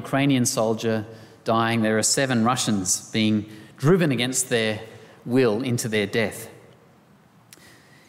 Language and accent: English; Australia